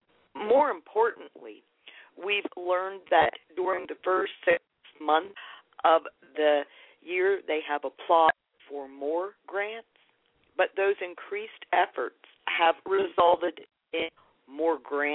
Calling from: Lancaster, Pennsylvania, United States; I am calling you from Lancaster, Pennsylvania.

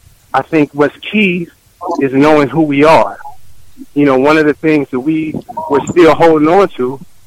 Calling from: Oakland, California, United States; I'm calling from Oakland, California.

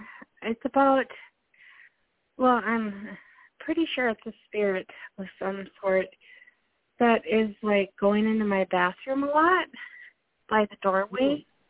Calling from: Minnesota, United States

